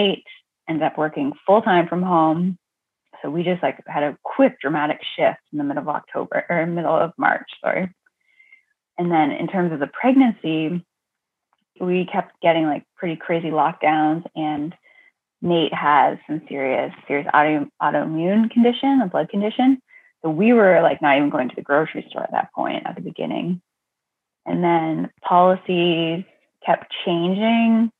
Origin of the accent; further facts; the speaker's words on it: Ontario, Canada; moved away as an adult; now in Massachusetts, United States; I'm originally from Ontario, Canada. So I'm a Canadian girl, but fell in love with an American, moved here